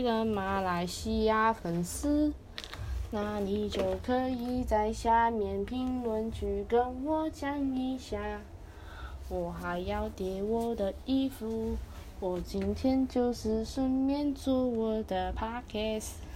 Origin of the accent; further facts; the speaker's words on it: Taiwan; 我是台湾人